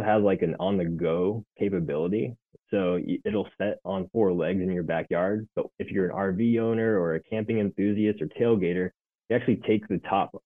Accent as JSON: {"language": "English", "region": "Nebraska", "country": "United States", "tie": "born or raised there", "moved": "yes", "lives_now": "Arizona, United States", "said": "We're in Arizona, which I grew up in Nebraska"}